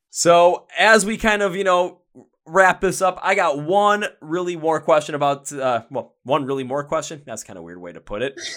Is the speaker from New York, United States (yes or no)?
no; Milwaukee, Wisconsin, United States; I'm from Milwaukee, Wisconsin. I'm from the place where, you know, beer flows like water.